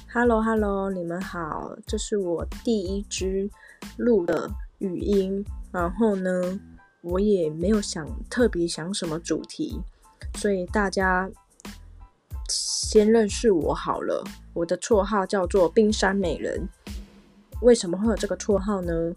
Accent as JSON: {"language": "Chinese", "country": "Taiwan", "first_language": "Taiwanese Hokkien", "second_language": "Chinese", "lives_now": "Taichung, Taiwan", "said": "台语才是我的母语，我从小都是跟家人讲台语的。那我现在是住在台中"}